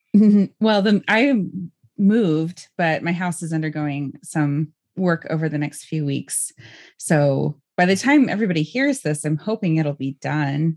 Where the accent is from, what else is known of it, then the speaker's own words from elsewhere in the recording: California, United States; growing up in California myself